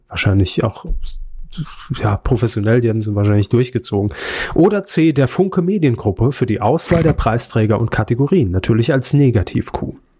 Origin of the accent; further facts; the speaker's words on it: Saarland, Germany; moved away; Bin ja kein Saarländer mehr